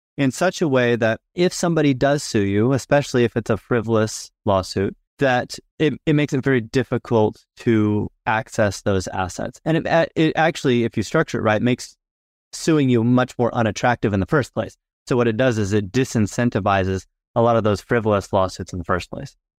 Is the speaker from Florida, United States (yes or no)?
yes; Florida, United States; moved away as an adult; also born or lived in Utah / Washington, D.C. / Houston, Texas; now in Southern Utah, United States; I was born and raised in Florida, go back actually several